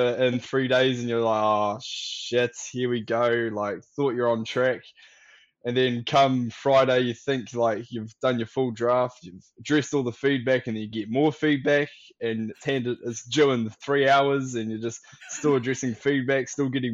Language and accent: English; Dunedin, Otago, New Zealand; I'm from Dunedin, but I'm Māori whakapapa back up to Kapiti Coast, Wellington, Waikato Way, Taranaki